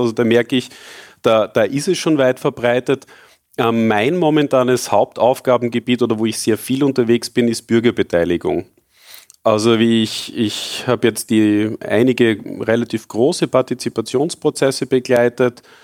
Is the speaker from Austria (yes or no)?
yes; Austria; ich bin zwar sehr glücklich, in Österreich groß geworden zu sein